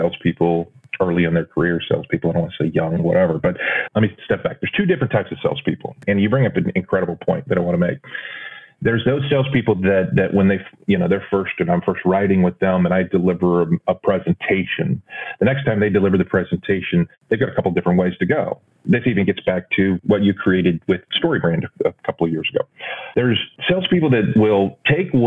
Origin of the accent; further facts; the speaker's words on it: Texas, United States; growing up in Texas